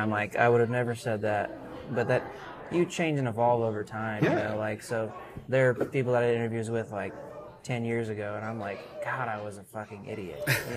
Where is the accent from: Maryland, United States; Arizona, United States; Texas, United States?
Texas, United States; South Texas and Central; I grew up in South Texas and Central Texas